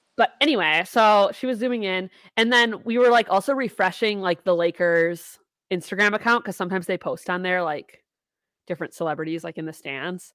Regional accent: Wisconsin, United States; we're from Wisconsin

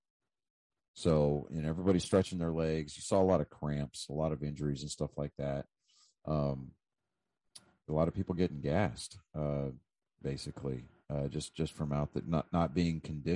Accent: United States; I'm saying this as an American

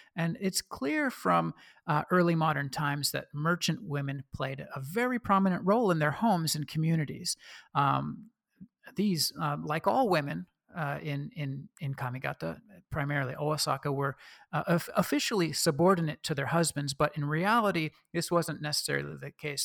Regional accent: Oregon, United States; accent: Midwestern; now in Sydney, Australia; I was born and raised in Oregon

